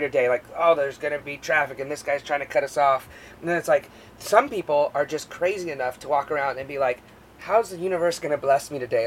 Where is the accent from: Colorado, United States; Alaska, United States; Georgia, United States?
Alaska, United States; moved away; growing up in Alaska on this island